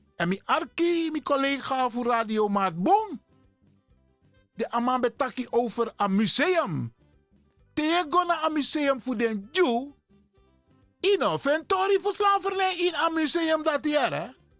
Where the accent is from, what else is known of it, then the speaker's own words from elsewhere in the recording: Suriname; now in Netherlands; ik ben een Surinamer